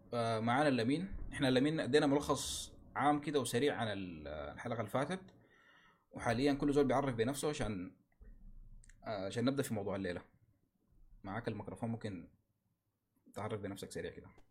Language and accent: Arabic; Sudan; نحن كسودانيين